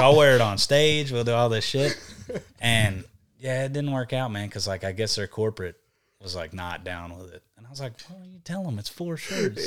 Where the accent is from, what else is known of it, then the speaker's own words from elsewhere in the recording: Texas, United States; accent: Southern; I'm from Texas